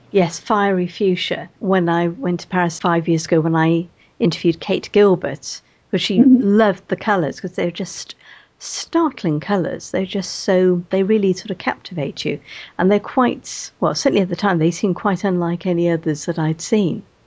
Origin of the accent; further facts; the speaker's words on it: Welsh, Wales, United Kingdom; being Welsh and having uh, uh relatives in West Wales